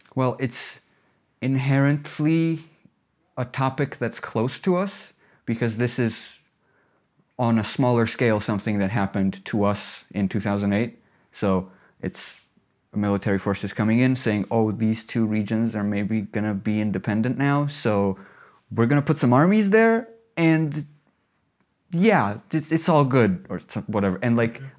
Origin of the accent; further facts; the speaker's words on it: Tbilisi, Georgia; also born or lived in Batumi; I'm local. I'm from Tbilisi, half from Tbilisi, half from Batumi.